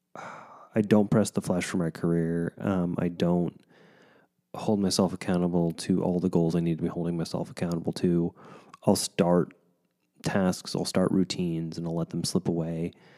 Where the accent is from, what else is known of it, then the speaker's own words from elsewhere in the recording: United States; as an American